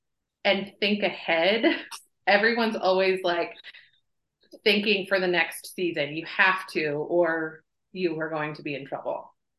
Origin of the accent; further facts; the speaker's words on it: Missouri, United States; moved away as an adult; also born or lived in Utah; now in Homer, United States; I was born and raised in the Midwest. I lived in Missouri for most of my life.